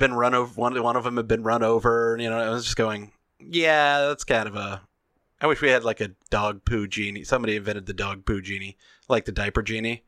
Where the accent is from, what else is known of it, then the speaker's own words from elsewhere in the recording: the South, United States; I'm from the South